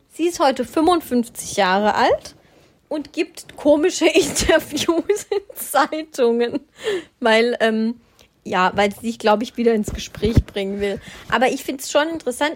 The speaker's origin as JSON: {"language": "German", "area": "Black Forest", "region": "Baden-Württemberg", "country": "Germany", "moved": "yes", "said": "ich komme ja auch aus dem Schwarzwald"}